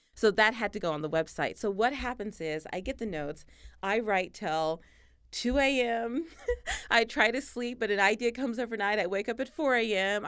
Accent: Tennessee Colony, Texas, United States; I grew up in East Texas, this tiny town. It's not even a town, really. There's more cows than people. It's called Tennessee Colony

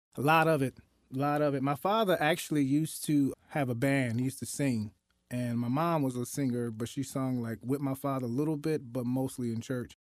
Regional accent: Newark, New Jersey, United States; also born or lived in Newberry, South Carolina; I was raised in Newark, New Jersey, in the inner city area

